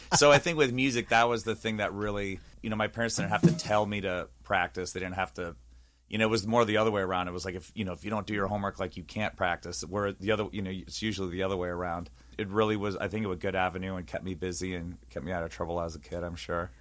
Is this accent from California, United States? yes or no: yes; East Bay, San Francisco Bay Area, California, United States; moved away; also born or lived in Walnut Creek, California; I'm from the Bay Area, so I was born in Walnut Creek, so I grew up in the E-, East Bay, in NorCal